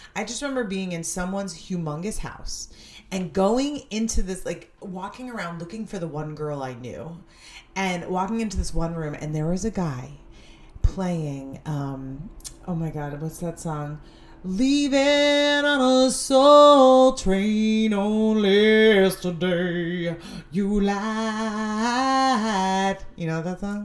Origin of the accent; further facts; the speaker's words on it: Stamford, Connecticut, United States; my friends and I, we grew up in Stamford, Connecticut